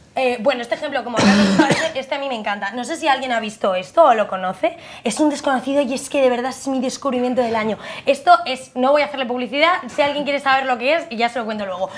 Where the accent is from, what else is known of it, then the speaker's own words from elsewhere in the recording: Madrid, Community of Madrid, Spain; somos madrileñas